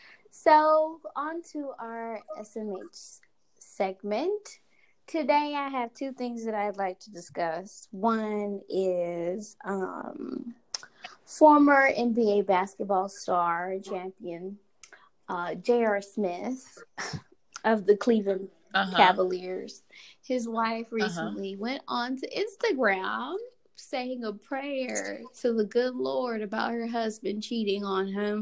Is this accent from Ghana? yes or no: yes; Ghana; I'm from Ghana, and I'm a student at BYU Idaho.